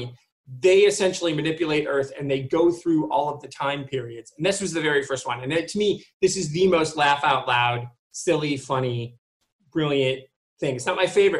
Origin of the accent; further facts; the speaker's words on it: Michigan, United States; I'm originally from Michigan